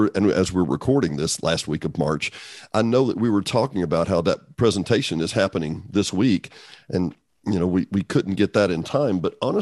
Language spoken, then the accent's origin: English; Benton, Arkansas, United States; now in Hot Springs Village, United States; I grew up in Benton, okay?